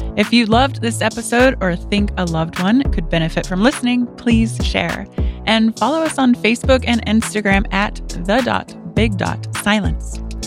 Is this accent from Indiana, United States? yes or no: yes; Indiana, United States; I'm from Indiana